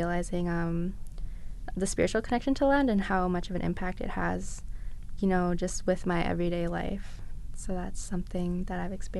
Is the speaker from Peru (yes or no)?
no; Thunder Bay, Ontario, Canada; moved away as an adult; also born or lived in James Bay; now in London, Canada; I'm a visitor to this territory. My people are originally from James Bay, and then I grew up in Thunder Bay.